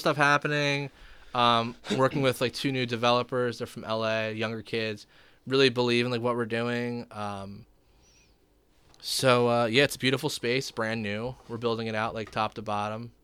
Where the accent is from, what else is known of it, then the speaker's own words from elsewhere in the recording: Gloucester Township, New Jersey, United States; I grew up in Gloucester Township.